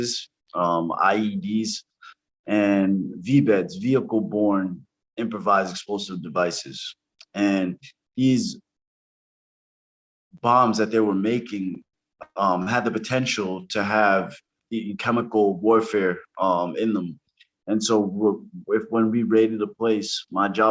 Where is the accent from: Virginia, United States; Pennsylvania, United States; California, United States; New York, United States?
New York, United States; New York City; moved away as an adult; also born or lived in Brooklyn; now in New Hampshire, United States; I'm from New York City. I was born in Brooklyn, raised in Spanish Harlem.